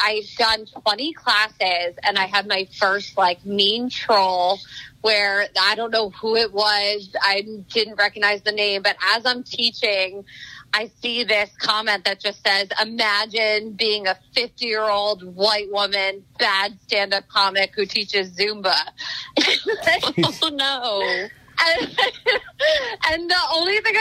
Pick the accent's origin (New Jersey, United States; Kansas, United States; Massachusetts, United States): New Jersey, United States; moved away; I'm originally from New Jersey